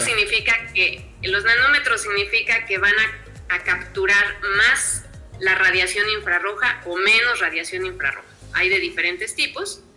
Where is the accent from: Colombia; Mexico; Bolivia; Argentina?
Mexico; hoy en mi país estoy catalogada como eh, la mujer pionera